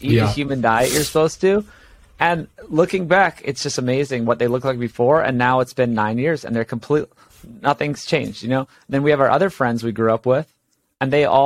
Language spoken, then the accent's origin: English; Hawaii, United States; born or raised there; moved away as an adult; also born or lived in Los Angeles